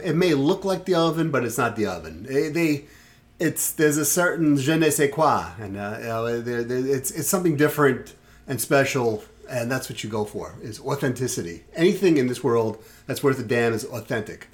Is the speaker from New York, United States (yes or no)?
yes; New York City, New York, United States; moved away; I grew up in Brooklyn, and I grew up in Sheepshead Bay